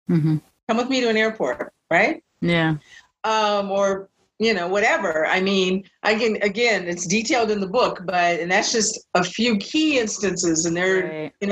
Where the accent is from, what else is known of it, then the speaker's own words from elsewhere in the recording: West Coast, United States; Yes, I grew up on the West Coast, so I was Chicana mm-hmm. or Asian.